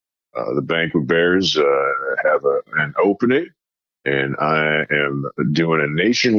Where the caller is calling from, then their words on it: South Dakota, United States; Well, I'm calling from South Dakota.